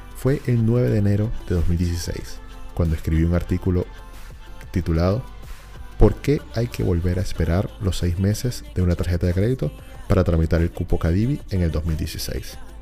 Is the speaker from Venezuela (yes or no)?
yes; Venezuela; moved away as an adult; now in Santiago, Chile; todos los que salimos de Venezuela